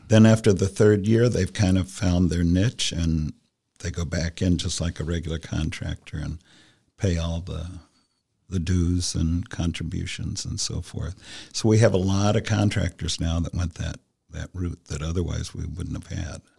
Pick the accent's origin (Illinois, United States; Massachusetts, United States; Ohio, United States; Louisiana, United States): Ohio, United States; Columbus; also born or lived in New York City; I'm from Columbus